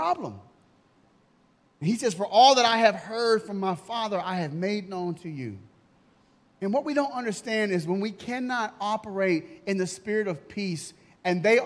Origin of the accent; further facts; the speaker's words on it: United States; I'm American